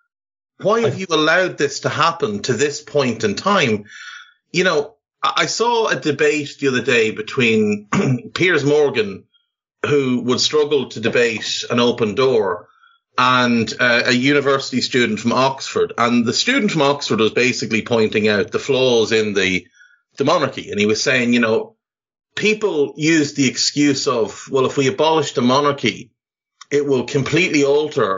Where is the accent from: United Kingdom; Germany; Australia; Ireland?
Ireland; myself and Trev as Irish people whose country was subjected to centuries of tyranny